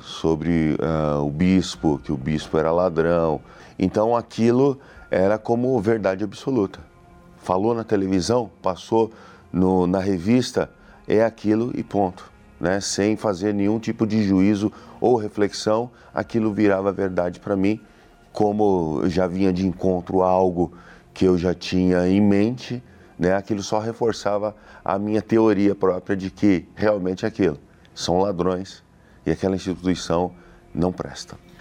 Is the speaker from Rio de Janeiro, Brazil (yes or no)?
no; Suzano, São Paulo, Brazil; sou da cidade de Suzano